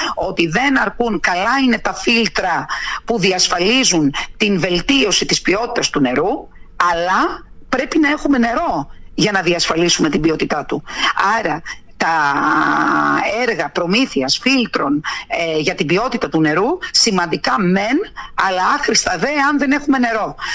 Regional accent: Kontias?, North Aegean, Greece; είναι το χωριό μου, είναι η πατρίδα μου, ε, εκεί ζω

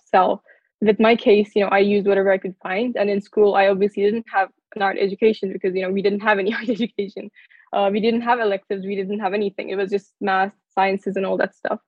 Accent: Turkey; moved away as an adult; now in United States; I come from Turkey

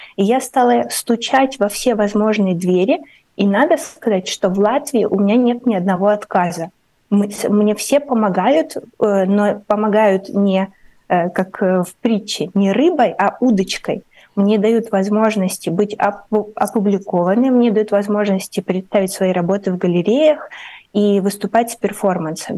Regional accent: Ukraine; moved away as an adult; now in Riga, Latvia; я как писатель из Украины

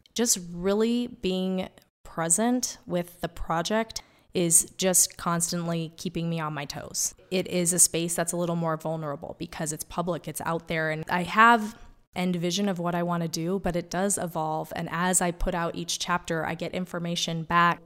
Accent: Wyoming, United States; also born or lived in New York; growing up in Wyoming as a kid

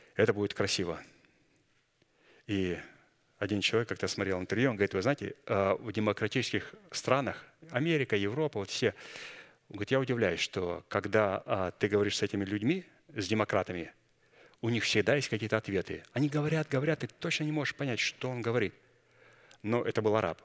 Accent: Kazakhstan; moved away; Я вышел из Казахстана, я помню, там в церкви пели, у нас там пятидесятники на немецком

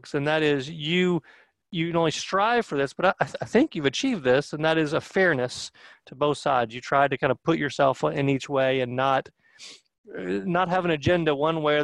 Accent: North Georgia, United States; I'm from North Georgia

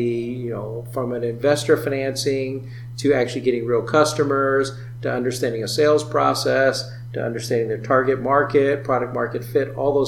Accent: Iowa, United States; also born or lived in Silicon Valley; I was out in Silicon Valley working on big data and analytics and returned back to Iowa, my home state of Iowa, last year.

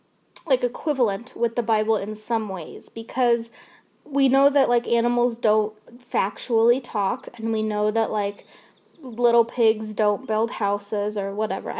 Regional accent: United States; I grew up in the U.S.

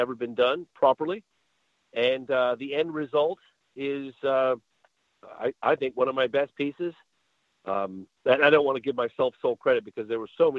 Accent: England, United Kingdom; I was born in England as well

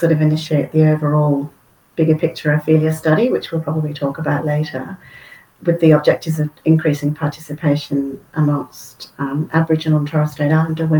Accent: United Kingdom; now in Australia; Originally from the UK. I've been over here for quite a few years now, but I do tend to go back quite a lot, so that's maybe why I've still got the accent.

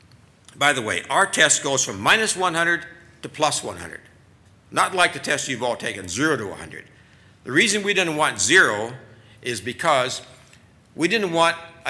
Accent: Minnesota, United States; my home state of Minnesota

